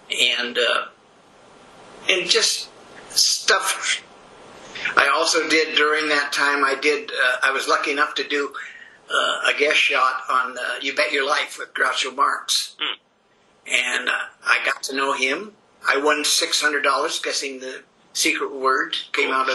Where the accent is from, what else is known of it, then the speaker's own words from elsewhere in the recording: San Francisco Bay Area, California, United States; I grew up in the San Francisco Bay Area